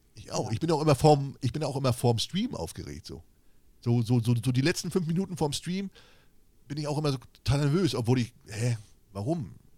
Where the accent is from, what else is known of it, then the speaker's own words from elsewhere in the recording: East Germany, Germany; ich komme ja aus dem Osten